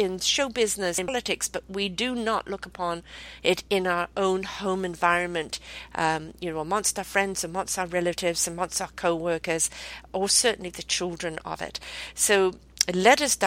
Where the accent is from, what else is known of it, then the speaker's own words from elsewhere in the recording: United Kingdom; I'm British born.